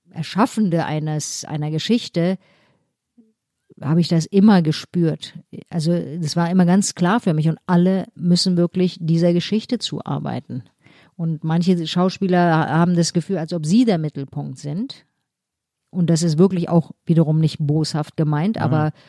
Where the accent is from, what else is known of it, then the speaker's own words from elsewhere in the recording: Berlin, Germany; Äh, also war dogmatisch, fanatisch äh, als äh, Berlinerin